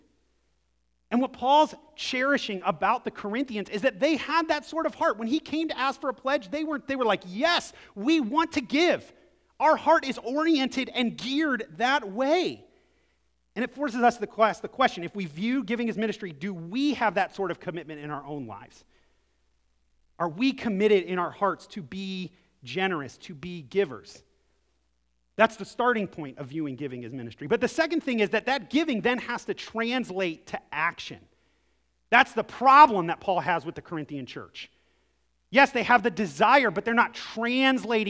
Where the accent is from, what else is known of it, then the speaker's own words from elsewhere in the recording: Akron, Ohio, United States; moved away; I'm from Akron, Ohio, originally